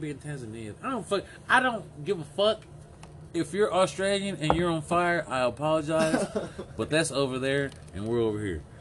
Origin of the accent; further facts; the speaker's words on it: United States; we're Americans